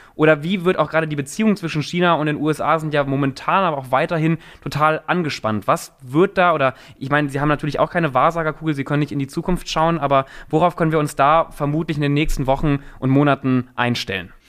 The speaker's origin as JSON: {"language": "German", "country": "Germany", "said": "als, als, als Deutscher, aber auch als Europäer"}